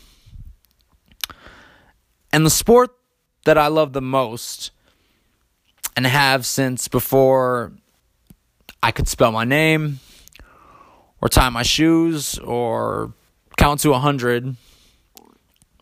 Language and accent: English; East Lansing, Michigan, United States; growing up in Michigan